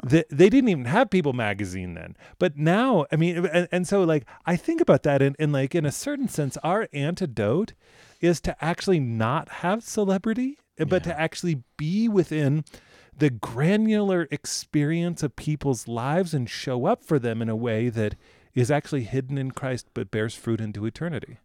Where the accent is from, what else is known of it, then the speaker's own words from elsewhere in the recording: United States; as an American